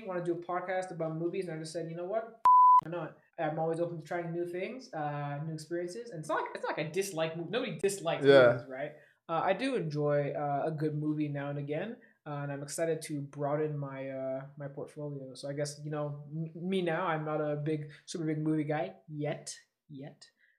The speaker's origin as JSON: {"language": "English", "town": "Toronto", "region": "Ontario", "country": "Canada", "tie": "born or raised there", "said": "when I grew up in Toronto, Ontario, we had a theater nearby where I grew up"}